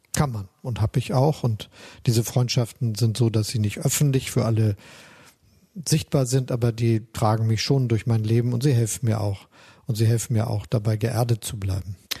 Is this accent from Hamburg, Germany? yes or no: yes; Hamburg, Germany; also born or lived in Osnabrück; Ich bin ja in der Hansestadt Hamburg aufgewachsen, der Freien und Hansestadt Hamburg